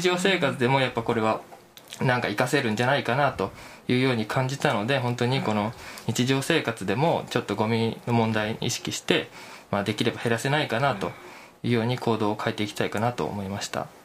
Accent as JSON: {"language": "Japanese", "region": "Chiba", "country": "Japan", "tie": "born or raised there", "moved": "as an adult", "lives_now": "Kyoto, Japan", "said": "千葉県出身"}